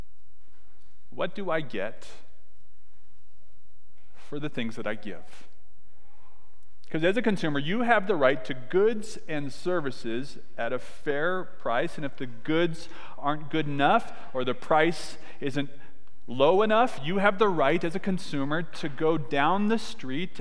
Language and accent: English; California, United States; I was born in California